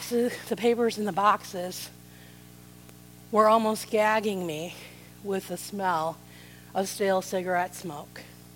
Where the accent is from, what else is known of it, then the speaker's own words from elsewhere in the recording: South Side suburbs of Chicago, Illinois, United States; I grew up in the South Side suburbs of Chicago